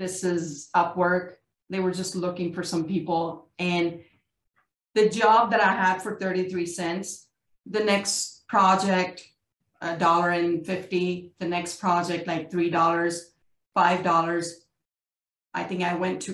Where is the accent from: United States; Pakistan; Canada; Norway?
Pakistan; I'm a South Asian, I'm from Pakistan.